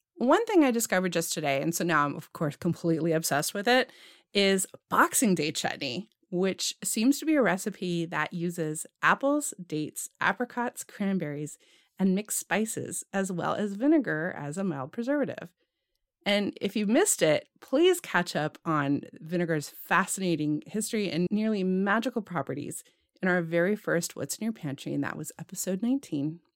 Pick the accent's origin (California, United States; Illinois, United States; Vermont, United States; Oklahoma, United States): California, United States; Growing up in California